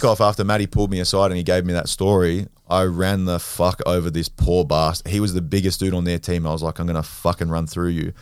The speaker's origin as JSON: {"language": "English", "town": "Sydney", "region": "New South Wales", "country": "Australia", "tie": "born or raised there", "said": "I'm from Western Sydney. Um, grew up, I was born at Westmead Hospital. Um, grew up in and around the Hills District area, so like Kellyville, Rouse Hill, uh, Norwest"}